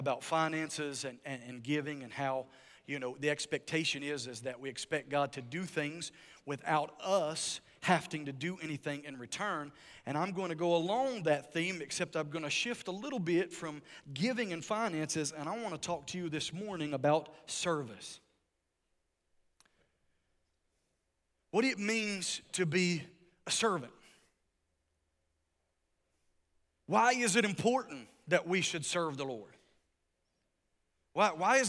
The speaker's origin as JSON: {"language": "English", "region": "West Virginia", "country": "United States", "tie": "born or raised there", "moved": "yes", "said": "I'm from West Virginia. This is my home state"}